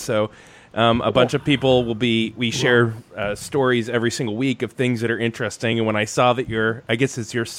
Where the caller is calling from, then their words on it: Gainesville, Florida, United States; I'm calling from Gainesville, Florida. I'm actually on the Relevant podcast, and I'm in Gainesville, Florida. And that's where I'm calling from.